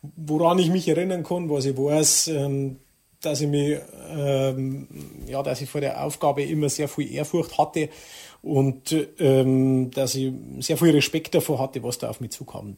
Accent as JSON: {"language": "German", "area": "Traunstein district", "region": "Bavaria", "country": "Germany", "tie": "born or raised there", "said": "ich kehre da her und, und ich möchte nirgends woanders sein und, und das ist meine Heimat"}